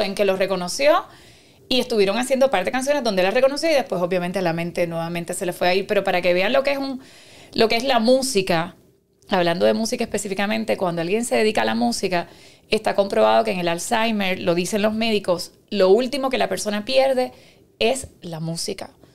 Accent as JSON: {"language": "Spanish", "town": "Carolina", "country": "Puerto Rico", "tie": "born or raised there", "also_born_or_lived": "Cuba", "said": "yo nací en Cuba, pero vivo en Carolina. Y viví toda mi vida y me crié en Carolina, estudié en Carolina"}